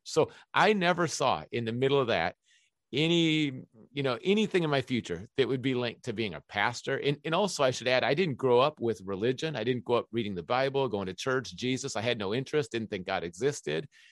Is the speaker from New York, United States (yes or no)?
no; Minneapolis, Minnesota, United States; ever since I was three years old, I grew up on the University of Minnesota campus